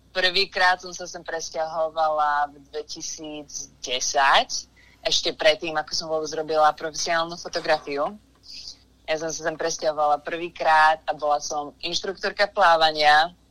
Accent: Liptovský Mikuláš, Žilina Region, Slovakia; moved away as an adult; now in United States; som vyrastala v Liptovskom Mikuláši

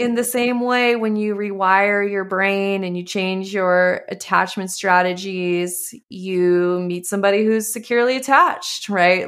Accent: Montana, United States; moved away; also born or lived in California; I grew up in Montana

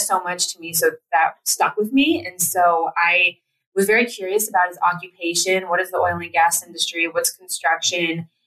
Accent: Platteville, Colorado, United States; we grew up in Platteville, Colorado

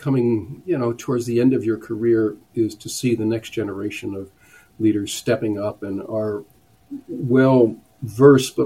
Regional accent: Newark, New Jersey, United States; I grew up in Newark, New Jersey, and it's a poor city

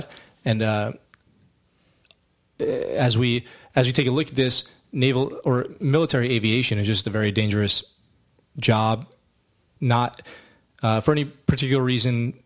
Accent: Poughkeepsie, New York, United States; moved away; from Poughkeepsie, New York. That's where I'm from, upstate New York

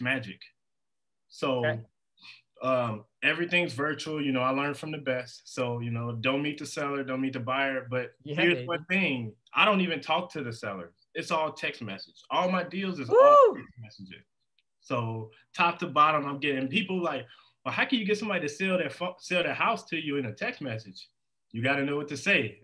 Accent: Indiana, United States; now in Las Vegas, United States; I'm from Indiana

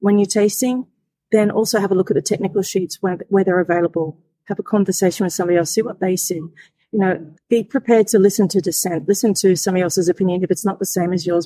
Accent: Australia; I'm Australian, born and bred in Australia

